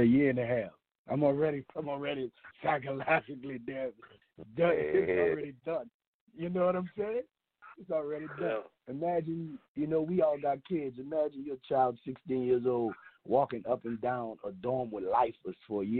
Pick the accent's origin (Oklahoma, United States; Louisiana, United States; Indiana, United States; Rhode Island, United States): Louisiana, United States; Gretna; also born or lived in Ninth Ward, New Orleans; I grew up in Gretna on the West Bank